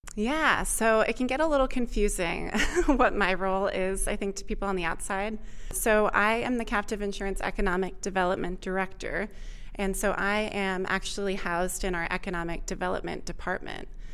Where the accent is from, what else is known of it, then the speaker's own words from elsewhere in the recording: Vermont, United States; moved away as an adult; also born or lived in Austin, Texas; I grew up in Vermont